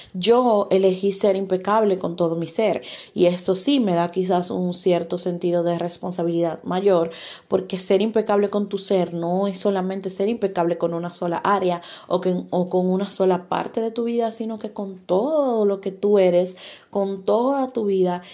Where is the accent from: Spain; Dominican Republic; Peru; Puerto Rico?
Dominican Republic; como decimos en mi país, República Dominicana